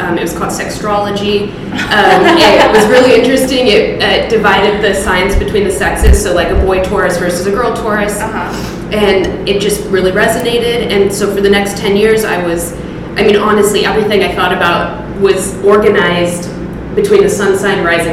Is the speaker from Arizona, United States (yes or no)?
no; Los Angeles, California, United States; also born or lived in Texas / New York; I'm originally from Texas. I moved to Los Angeles when I was 8, so I grew up here, grew up in the Valley in Studio City